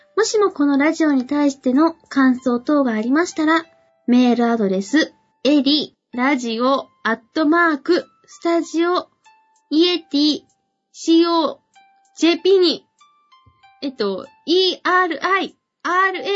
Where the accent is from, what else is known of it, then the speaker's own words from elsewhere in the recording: Akita, Japan; 私、出身が秋田なんですね。